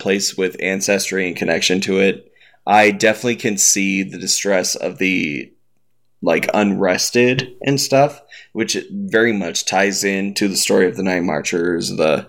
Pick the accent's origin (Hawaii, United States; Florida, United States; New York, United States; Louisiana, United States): Hawaii, United States; I am a Hawaiian that will proudly rep Kamehameha